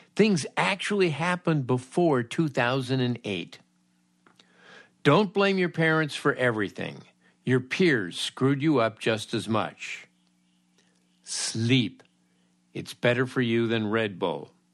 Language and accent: English; Los Angeles, California, United States; my checkered youth growing up in Los Angeles